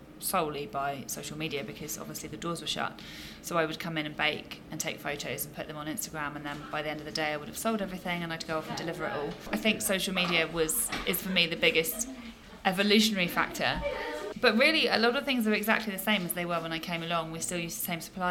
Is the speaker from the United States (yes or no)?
no; Sherborne, South West England, United Kingdom; wanted to come back down to Sherborne, which is my hometown